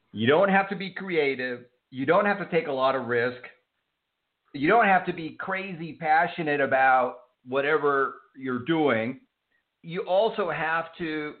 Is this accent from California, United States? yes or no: no; Houston, Texas, United States; I grew up in Houston, Texas